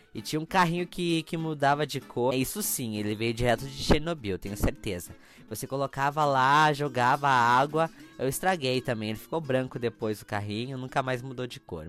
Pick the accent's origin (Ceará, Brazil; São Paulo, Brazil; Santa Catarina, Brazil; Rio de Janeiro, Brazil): Santa Catarina, Brazil; interior of; moved away as an adult; also born or lived in Paraná; Nasci dia 19 do 2 de 1998, às 22h22, 22, num quartinho de hospital numa cidade no interior de Santa Catarina. Na verdade, é duas cidades. Uma fica no Paraná e a outra fica em Santa Catarina